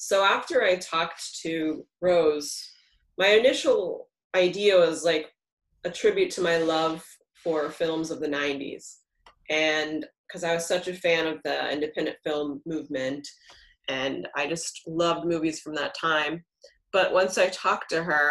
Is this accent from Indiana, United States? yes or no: no; Texas, United States; moved away; I grew up in Texas